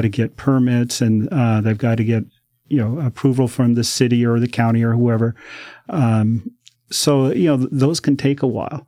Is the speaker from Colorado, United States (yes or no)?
yes; Denver, Colorado, United States; moved away as an adult; now in Oregon, United States; I grew up in Denver.